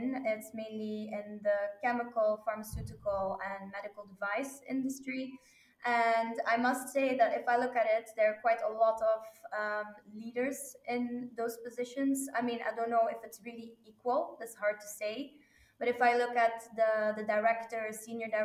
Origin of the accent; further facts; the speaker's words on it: Belgium; moved away as an adult; also born or lived in Pardubice; I'm from Belgium